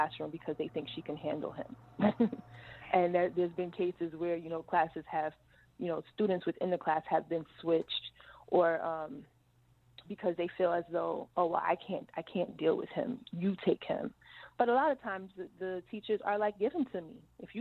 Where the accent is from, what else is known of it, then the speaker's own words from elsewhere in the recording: New York City, New York, United States; I come from Edenwell Projects in the Bronx